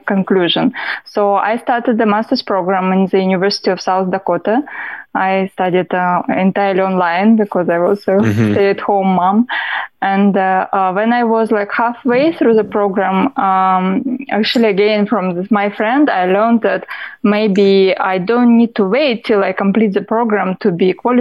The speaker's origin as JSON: {"language": "English", "country": "Russia", "second_language": "English", "moved": "as an adult", "lives_now": "New York State, United States", "said": "I'm from Russia originally, as I said, and I've got my education in accounting, bachelor in accounting, quite a while ago when I was back in Russia"}